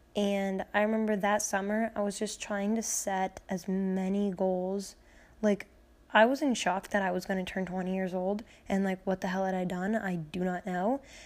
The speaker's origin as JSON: {"language": "English", "town": "Peru", "country": "United States", "tie": "born or raised there", "said": "my hometown, um, in Peru on a road called Winding Brook"}